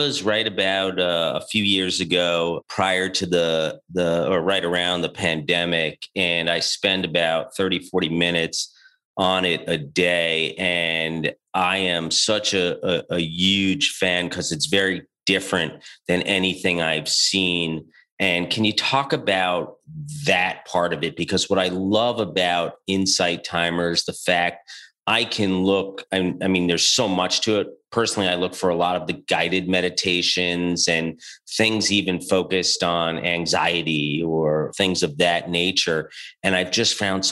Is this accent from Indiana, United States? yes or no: no; New York, United States; moved away as an adult; also born or lived in Boston; I'm from New York